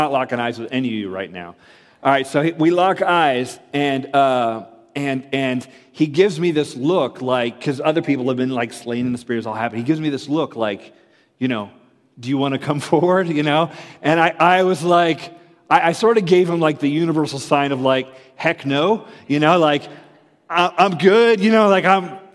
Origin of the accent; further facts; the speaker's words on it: Florida, United States; I grew up in Florida